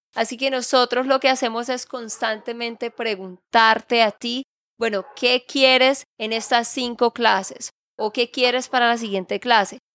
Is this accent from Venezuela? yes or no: no; Santander, Colombia; de Santander, Colombia